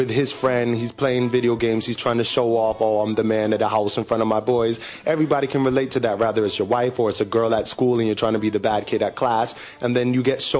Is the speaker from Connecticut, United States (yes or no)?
yes; Connecticut, United States; moved away as an adult; now in Hong Kong; I'm from America, from Connecticut, actually, and I've been in Hong Kong for 2 years